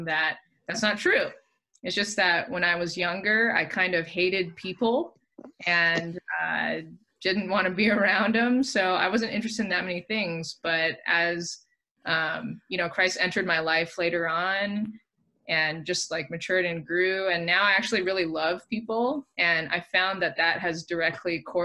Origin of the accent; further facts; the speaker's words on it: Southern California, United States; also born or lived in San Francisco Bay Area; Born and raised in SoCal, and then for the past, basically since I met you guys, have been in the Bay